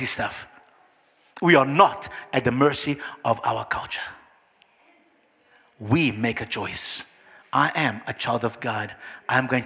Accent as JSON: {"language": "English", "country": "Brazil", "moved": "yes", "said": "I come from Brazil"}